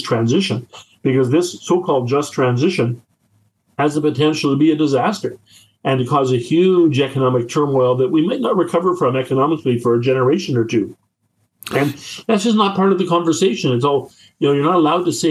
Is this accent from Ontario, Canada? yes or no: no; Whitehorse, Yukon, Canada; moved away; I grew up in Whitehorse, and I get to go home.